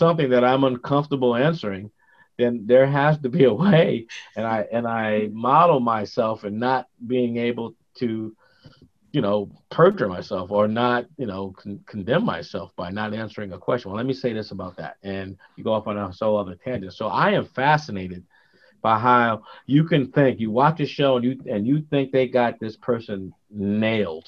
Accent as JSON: {"language": "English", "town": "New Haven", "region": "Connecticut", "country": "United States", "tie": "born or raised there", "said": "gangs were pretty prevalent when we grew up in New Haven"}